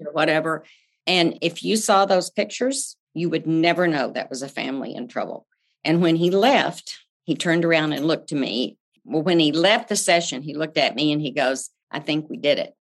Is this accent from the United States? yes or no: yes; Amarillo, Texas, United States; now in Houston, United States; I grew up in Amarillo, Texas, the panhandle of Texas